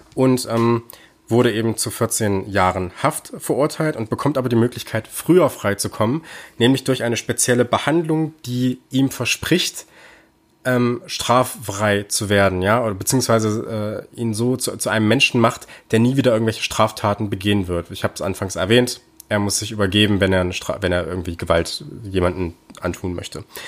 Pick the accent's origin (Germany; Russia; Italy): Germany; bei uns in Deutschland